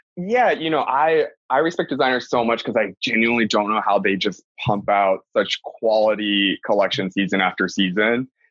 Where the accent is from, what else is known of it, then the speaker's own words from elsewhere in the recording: Hawaii, United States; I'm obviously Hawaiian